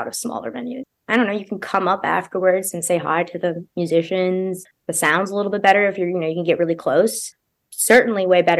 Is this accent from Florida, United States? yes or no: no; Baltimore, Maryland, United States; I'm from Baltimore, and Baltimore is so small, and there was a huge DIY culture.